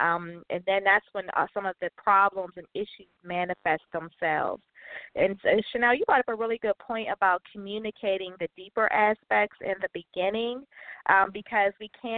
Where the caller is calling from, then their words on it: Pittsburgh, Pennsylvania, United States; I'm calling from Pittsburgh.